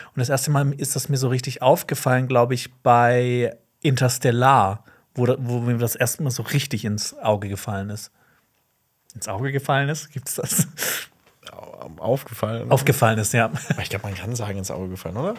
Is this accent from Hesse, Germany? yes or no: no; Black Forest, Baden-Württemberg, Germany; ich komme aus dem Schwarzwald